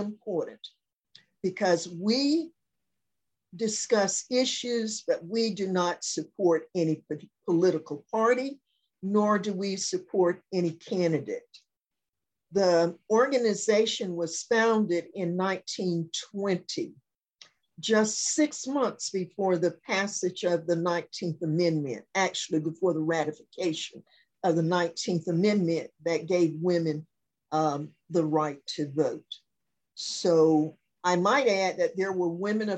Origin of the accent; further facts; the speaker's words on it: Pine Mountain, Georgia, United States; moved away as an adult; now in Augusta, United States; My hometown is Pine Mountain, Georgia. It's in West Georgia